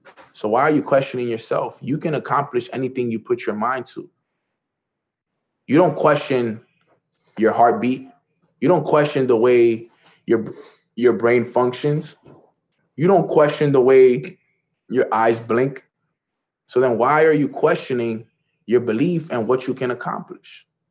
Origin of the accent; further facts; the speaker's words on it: New York, United States; I'm from New York